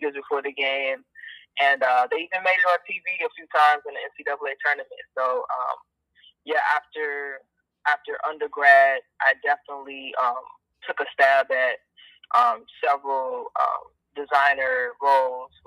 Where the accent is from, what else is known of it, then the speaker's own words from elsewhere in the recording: Chicago, Illinois, United States; moved away as an adult; also born or lived in Paris; now in San Francisco, United States; I grew up in Chicago in the 90s, the late 90s